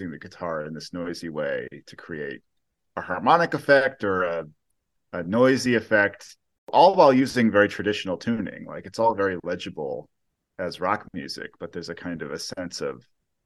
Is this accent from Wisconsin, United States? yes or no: no; Amherst, Massachusetts, United States; my hometown, Amherst, Massachusetts